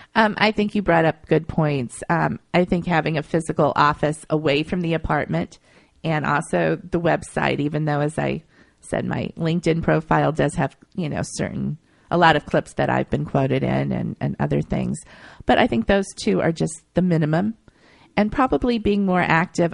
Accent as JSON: {"language": "English", "town": "Akron", "region": "Ohio", "country": "United States", "tie": "born or raised there", "moved": "as an adult", "lives_now": "New York, United States", "said": "I grew up in Akron, Ohio, and I had family around me"}